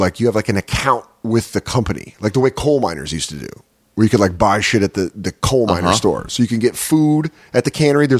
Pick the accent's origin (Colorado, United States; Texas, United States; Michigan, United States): Colorado, United States; now in New York, United States; I'm from Colorado